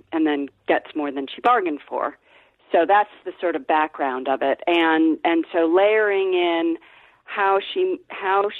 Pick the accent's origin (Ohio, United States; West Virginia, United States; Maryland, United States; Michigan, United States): Ohio, United States; I'm from Ohio